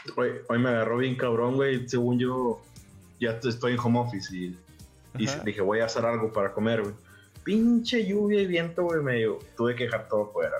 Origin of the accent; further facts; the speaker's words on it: Mexico; now in United States; soy mexicano